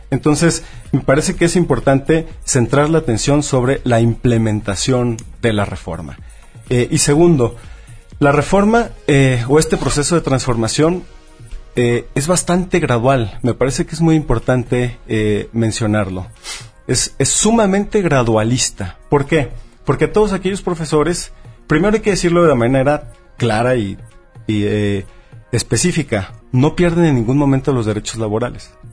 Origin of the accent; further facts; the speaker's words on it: Mexico; es que todos los mexicanos nos volteamos para otro lado durante mucho tiempo.